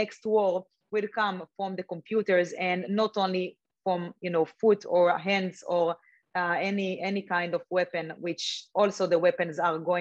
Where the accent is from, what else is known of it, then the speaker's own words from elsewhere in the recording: Israel; I grew up in Israel